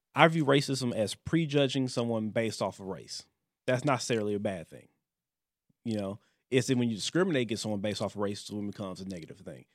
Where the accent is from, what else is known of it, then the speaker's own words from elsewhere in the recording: Detroit, Michigan, United States; moved away; also born or lived in Louisiana; I grew up in, outside of Detroit